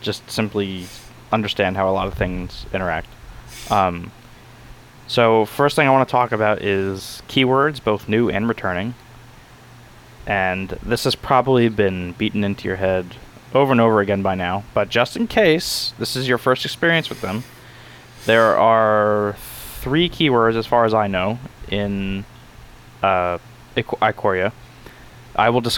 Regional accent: New York, United States; now in Florida, United States; Since I am originally from New York

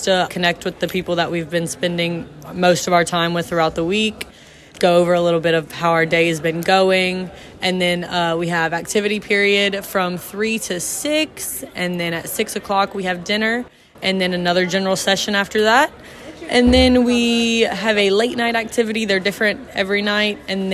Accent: Louisiana, United States; from Louisiana.

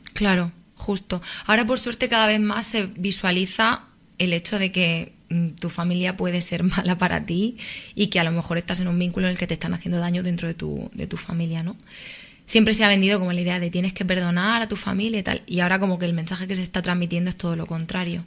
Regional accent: Murcia, Region of Murcia, Spain; moved away as an adult; now in Madrid, Spain; soy de Murcia

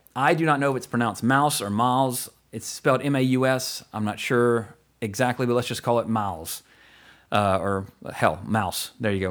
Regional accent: Walker, Louisiana, United States; I grew up in Walker, Louisiana

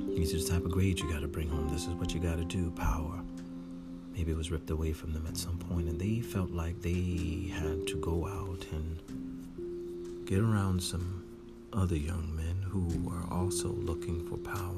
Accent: Irvington, New Jersey, United States; I'm from Irvington, New Jersey very close to Newark

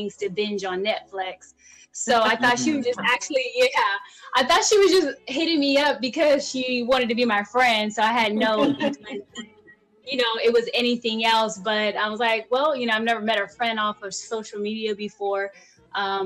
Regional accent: California, United States; I'm from the West Coast

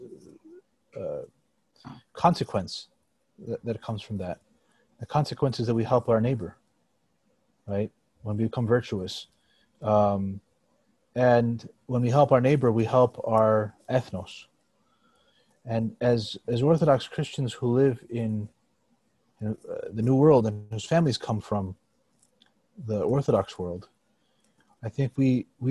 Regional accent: United States; I was born in the United States, so my native land, but also my ancestral land in Greece.

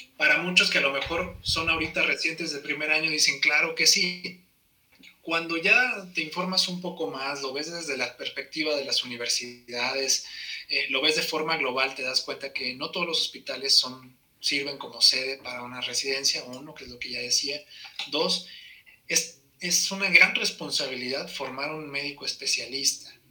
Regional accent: Saltillo, Coahuila, Mexico; moved away as an adult; now in Mexico City, Mexico; yo soy originario de Saltillo, Coahuila

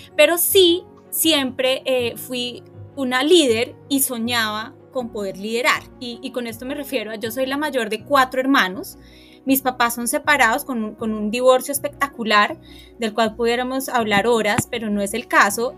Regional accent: Bogotá, Colombia; Yo crecí en Guaymaral

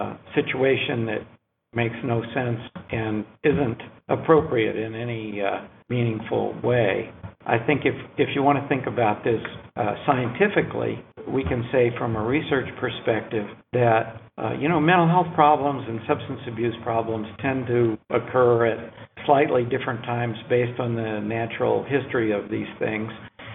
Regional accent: North Carolina, United States; I'm from North Carolina too

